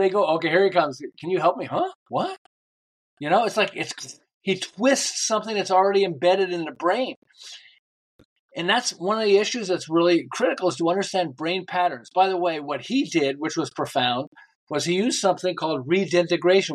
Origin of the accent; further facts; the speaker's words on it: Montreal, Quebec, Canada; moved away as an adult; now in Southern California, United States; I'm originally from Montreal. I live in Southern California